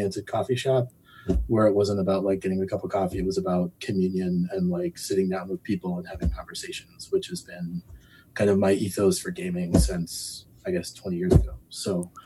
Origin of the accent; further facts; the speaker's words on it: Chicago, Illinois, United States; I was in Kigali, Rwanda, and I said I was from Chicago